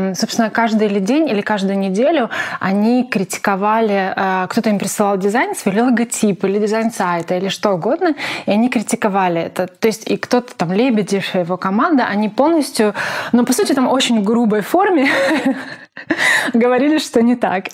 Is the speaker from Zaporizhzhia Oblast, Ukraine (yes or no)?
yes; Zaporizhzhia, Zaporizhzhia Oblast, Ukraine; moved away as an adult; also born or lived in Kyiv, Ukraine; я из Запорожья